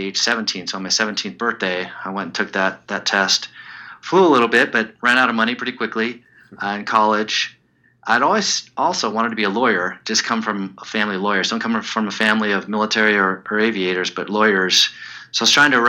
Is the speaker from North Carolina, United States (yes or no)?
no; Southern California, United States; moved away as an adult; also born or lived in Chicago / East Coast / Washington, D.C. / Seattle; I was born in Chicago, raised, and I say my formative years in Southern California.